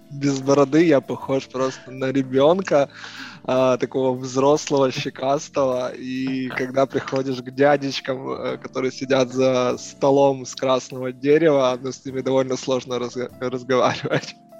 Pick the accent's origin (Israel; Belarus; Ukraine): Ukraine; Kyiv; родился я в Киеве, а, на Отрадном, прожил там всю свою жизнь